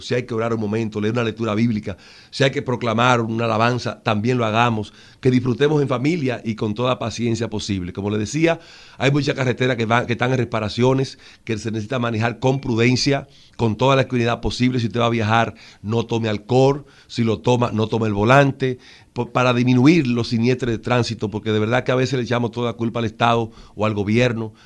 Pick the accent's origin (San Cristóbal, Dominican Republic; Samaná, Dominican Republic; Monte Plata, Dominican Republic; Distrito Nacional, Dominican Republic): Monte Plata, Dominican Republic; yo me crié que eh, en Monteplata, en un paraje de Monteplata